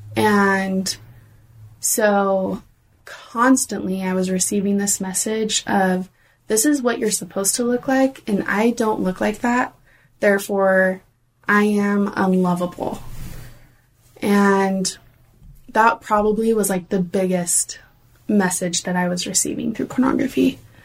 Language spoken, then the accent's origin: English; Oregon, United States; I grew up in Oregon